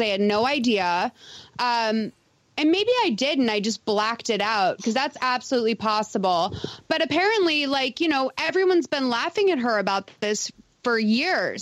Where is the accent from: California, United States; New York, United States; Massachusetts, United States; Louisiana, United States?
Massachusetts, United States; Lexington; accent: Boston; also born or lived in Green Harbor, Massachusetts; I grew up in Lexington, Massachusetts